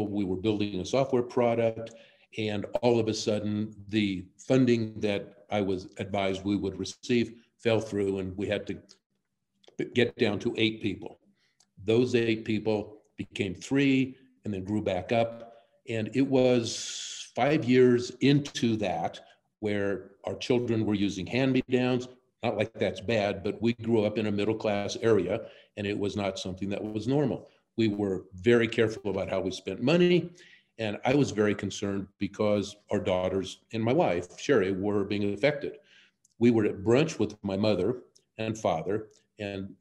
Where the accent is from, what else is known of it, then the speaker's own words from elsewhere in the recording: Denver, Colorado, United States; also born or lived in Wisconsin / Palo Alto; I've been a part of the Mile High City all along. I was born and reared here